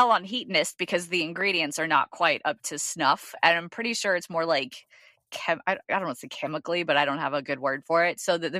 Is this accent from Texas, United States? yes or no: yes; Texas, United States; also being a Texan